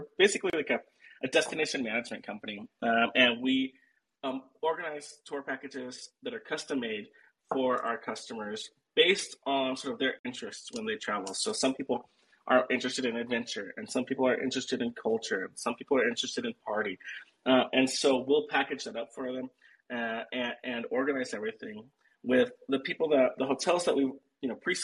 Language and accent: English; Central California, United States; moved away as an adult; also born or lived in Arizona / Boston; now in Medellín, Colombia; I'm originally from the States. I grew up in California, in Central California